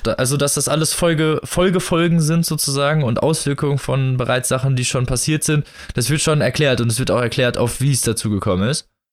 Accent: Germany; als Deutscher

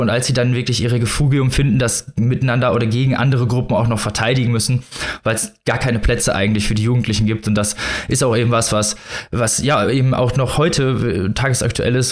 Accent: Germany; wir als Deutsche

